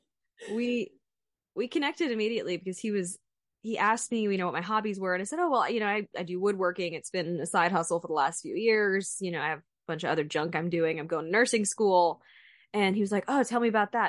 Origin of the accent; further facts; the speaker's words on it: Central Texas, United States; moved away as an adult; also born or lived in Fayetteville; I grew up in Central Texas with a family that went to estate sales and garage sales and never bought anything new